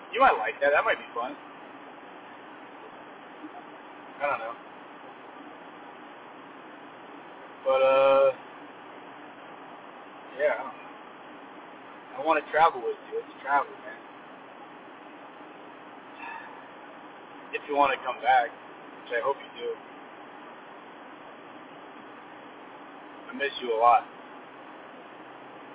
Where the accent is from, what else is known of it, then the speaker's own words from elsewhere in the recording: California, United States; I'm from California